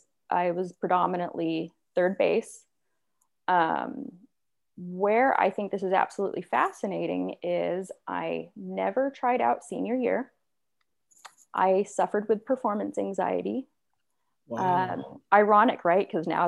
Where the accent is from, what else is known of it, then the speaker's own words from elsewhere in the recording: Temecula, California, United States; also born or lived in Walnut Creek, California; I was born in Northern California, Walnut Creek. My parents divorced when I was really young. I don't know, probably around, I think I was around like two or something. And so we ended up moving in with my grandma. And then my grandma shortly after moved to Temecula